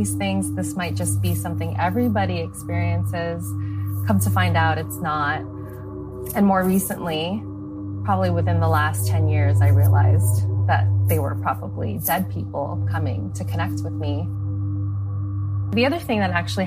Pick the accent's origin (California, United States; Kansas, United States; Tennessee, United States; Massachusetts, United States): California, United States; Los Angeles; I was born and raised in Los Angeles, so I've been here my whole life.